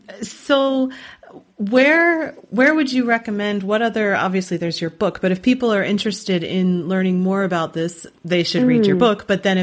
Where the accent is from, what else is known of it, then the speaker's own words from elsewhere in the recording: United States; I'm American